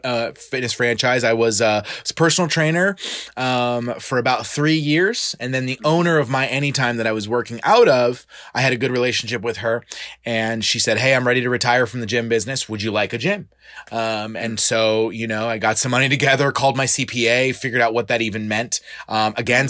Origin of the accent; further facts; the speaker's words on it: Clearwater, Florida, United States; I was originally born and raised in Clearwater, Florida. I went to high school here